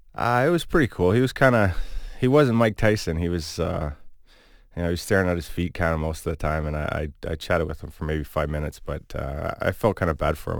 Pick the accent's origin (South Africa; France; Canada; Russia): Canada; Cayuga, Ontario; also born or lived in Hamilton, Ontario / Sault Ste. Marie, Ontario; I'm from Cayuga, but then, you know, a lot of my family was in Hamilton, so I'd stay the summers there